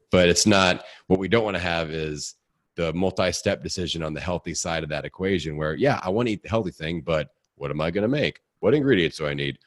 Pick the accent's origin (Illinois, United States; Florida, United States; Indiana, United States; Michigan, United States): Indiana, United States; accent: hick; I'm from Indiana